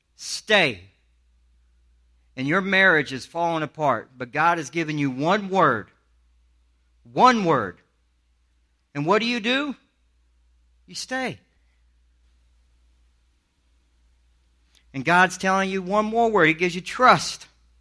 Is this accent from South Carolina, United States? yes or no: yes; Charleston, South Carolina, United States; If I'm a guy from Alabama telling you, I grew up in Charleston, South Carolina. I went to the worst schools that you could go to.